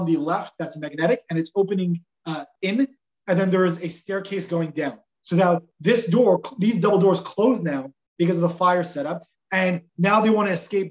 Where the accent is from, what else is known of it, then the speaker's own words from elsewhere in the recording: Los Angeles, California, United States; Growing up in Los Angeles, it's not always going to be the safest place